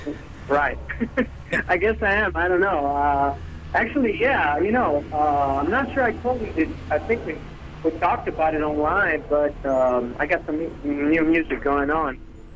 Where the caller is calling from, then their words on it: Cagliari, Sardinia, Italy; I'm calling you from Cagliari, Sardinia, and Sardinia is an island that belongs to Italy.